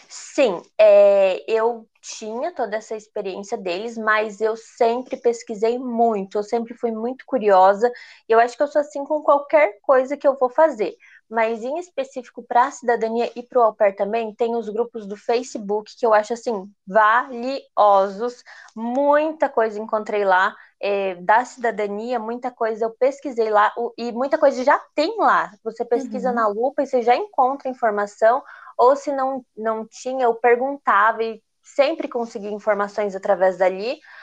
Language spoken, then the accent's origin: Portuguese; Brazil; moved away as an adult; also born or lived in Italy; eu acabei voltando para o Brasil